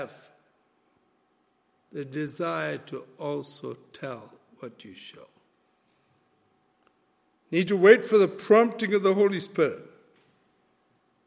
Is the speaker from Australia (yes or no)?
no; Malaysia; first language Malay; English is a second language; I'm a Malaysian, my language is Malay.